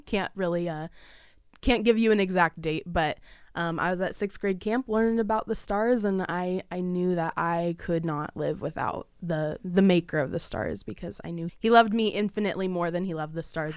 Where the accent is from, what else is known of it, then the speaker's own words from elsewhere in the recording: Southern California, United States; I am twenty years old, born and raised in Southern California